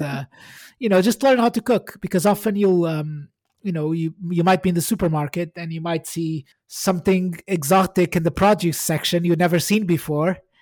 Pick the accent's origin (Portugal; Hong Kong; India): Portugal; moved away as an adult; now in United Kingdom; I'm Portuguese. I, I was born in Portugal and I came to the U K in two thousand and six